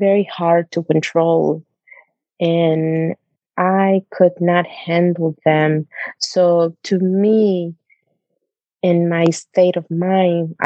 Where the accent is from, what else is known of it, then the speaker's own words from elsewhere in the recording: Honduras; moved away; I'm originally from Honduras